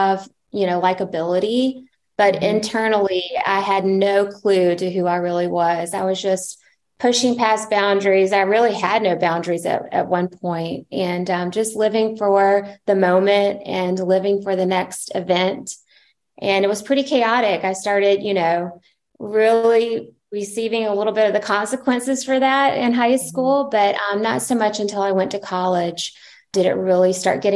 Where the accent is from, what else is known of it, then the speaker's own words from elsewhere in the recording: Charleston, South Carolina, United States; moved away as an adult; now in San Diego, United States; we are from Charleston, South Carolina. We lived in Charlotte, North Carolina. And I'm sure you can hear a little bit of the accent